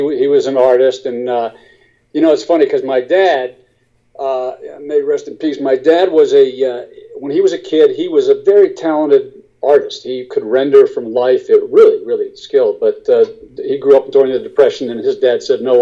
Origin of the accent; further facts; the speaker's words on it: Harrisburg, Pennsylvania, United States; moved away as an adult; also born or lived in Carlisle, Pennsylvania / Pittsburgh / New York; I was really raised in Harrisburg, Pennsylvania, capital of the state